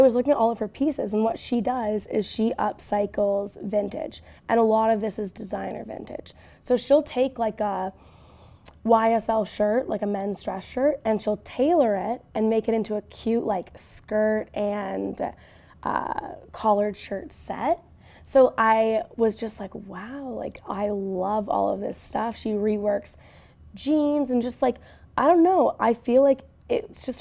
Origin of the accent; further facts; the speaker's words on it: Canada; as a Canadian